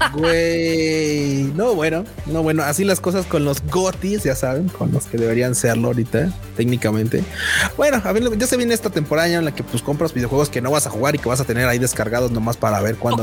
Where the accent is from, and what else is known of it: Mexico